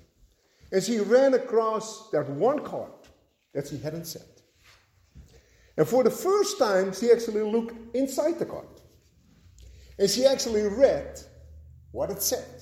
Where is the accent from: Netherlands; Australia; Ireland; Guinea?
Netherlands; moved away; growing up in Holland